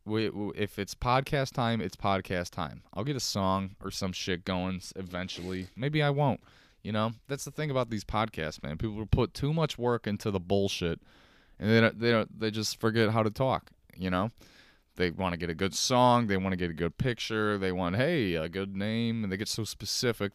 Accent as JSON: {"language": "English", "town": "Chicago", "region": "Illinois", "country": "United States", "accent": "Chicago", "said": "I have, like, a Chicago accent"}